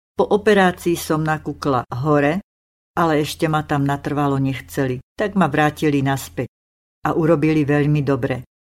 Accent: Slovakia; Ja som Slovenka, manžel je Čech, zoznámili sme sa na Morave

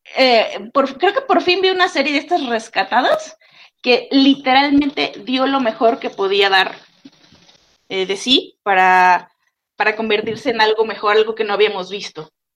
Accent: Veracruz, Mexico; como persona de Veracruz, soy de Veracruz

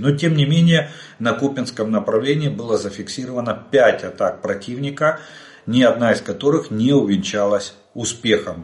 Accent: Ukraine; мы из Украины

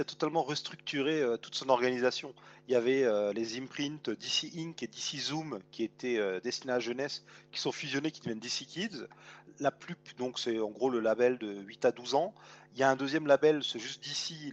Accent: France; chez nous en France

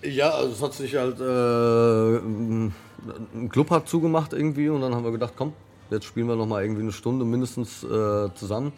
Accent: Frankfurt, Hesse, Germany; in meiner eigenen Stadt, in meiner Geburtsstadt

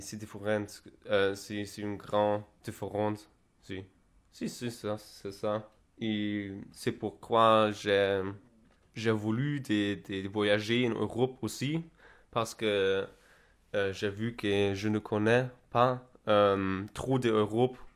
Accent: Berlin, Germany; French is a second language; je suis d'Allemagne, de Berlin. Je viens de Berlin

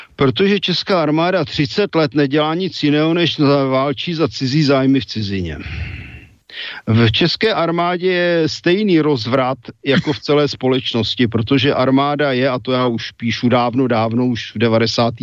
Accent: West Bohemia, Czechia; my jsme západo Češi

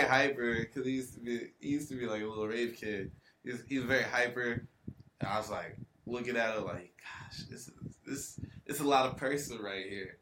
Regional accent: Atlanta, Georgia, United States; also born or lived in Riverdale, Georgia; now in Austin, United States; I was born in Atlanta, Georgia, okay. at Grady Hospital, downtown and uh, actually stayed out in the Riverdale, the Riverdale suburb there for a little bit

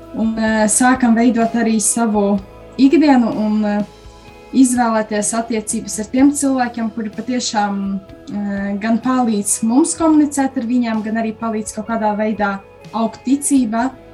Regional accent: Krāslava, Latgale, Latvia; now in Rēzekne, Latvia; Es nāku pavisam no citas Latvijas malas, no mazas pilsētiņas Krāslavas.

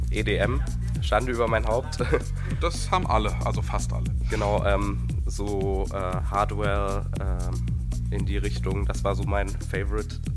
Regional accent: Giessen, Hesse, Germany; komme aus Gießen, bin 19 Jahre alt

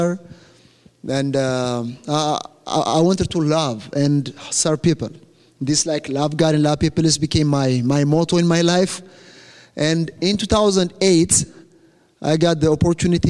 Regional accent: Ethiopia; first language Amharic; English is a second language; I came from Ethiopia. That's my country

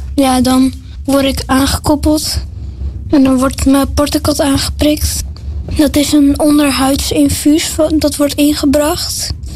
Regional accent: Limmen, North Holland, Netherlands; ik kom uit Limmen en ik ben 11 jaar

